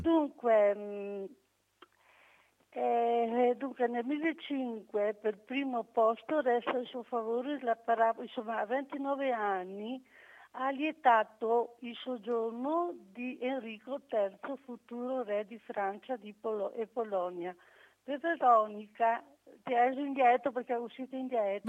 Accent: Venice, Veneto, Italy; sono veneziana

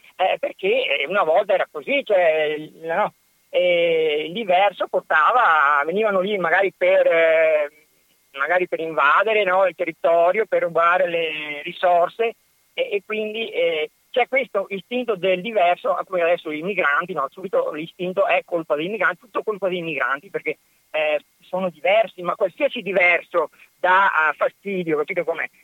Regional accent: province of Padua, Veneto, Italy; io sono nato nella provincia di Padova, ho avuto l'educazione familiare, l'educazione sociale, cioè la, la scuola

